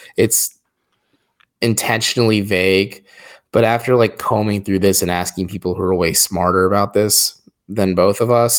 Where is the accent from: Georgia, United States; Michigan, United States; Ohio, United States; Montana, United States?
Ohio, United States; Wadsworth; My hometown of the great Wadsworth, Ohio